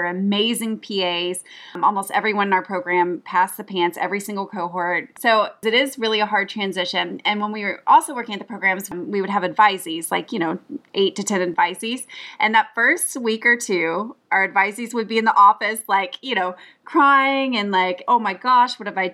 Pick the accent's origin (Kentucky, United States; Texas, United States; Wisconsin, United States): Texas, United States; I'm originally from Texas